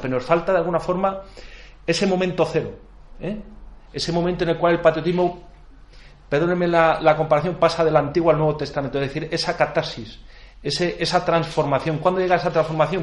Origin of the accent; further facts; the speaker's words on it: Spain; somos buenos españoles